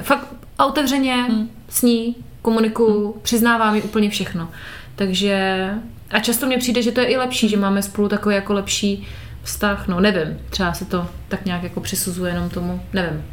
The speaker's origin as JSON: {"language": "Czech", "region": "Moravia", "country": "Czechia", "moved": "yes", "said": "u nás na Moravě"}